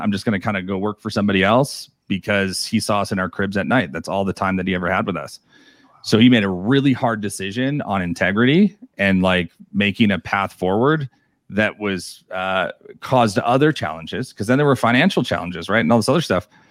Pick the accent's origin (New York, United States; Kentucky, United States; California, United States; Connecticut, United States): New York, United States; moved away; I'm originally from New York